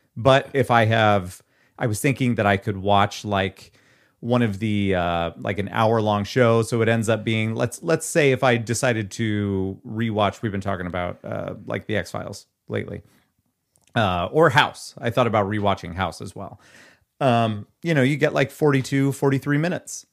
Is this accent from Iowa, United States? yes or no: yes; Nevada, Iowa, United States; filmed in my hometown, eh, hometown-ish